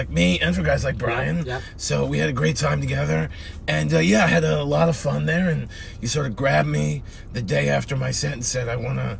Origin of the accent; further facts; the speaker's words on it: New York City, New York, United States; I came from Brooklyn. Both of my parents are Brooklynites. I grew up in Brooklyn.